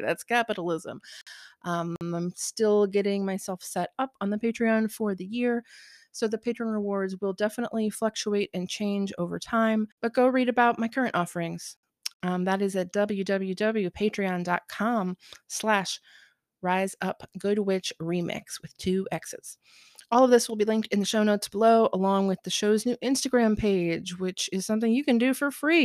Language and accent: English; Southern Ohio, United States; now in Portland, United States; I grew up in Southern Ohio where it snowed pretty heavily throughout the winter